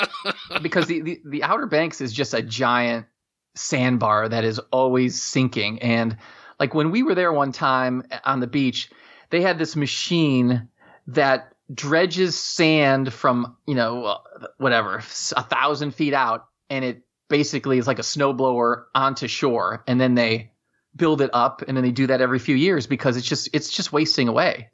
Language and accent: English; Germany; born there; I was born in Germany